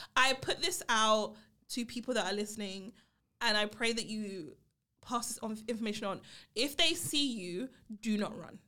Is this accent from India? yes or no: no; London, United Kingdom; I grew up in Brixton, uh, Brixton Hill in the U K, right? Um, in London.